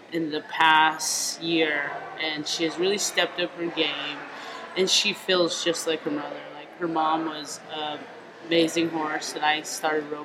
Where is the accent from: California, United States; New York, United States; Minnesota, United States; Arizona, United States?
Arizona, United States; Whitecone; moved away as an adult; also born or lived in Holbrook, Arizona; now in Gilbert, United States; I'm originally from the reservation out in Whitecone and graduated from Holbrook